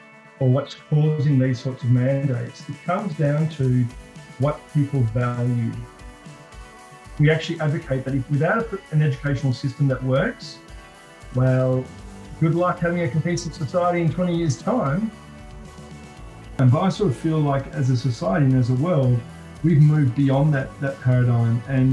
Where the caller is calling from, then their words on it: Melbourne, Victoria, Australia; I'm joining you from Melbourne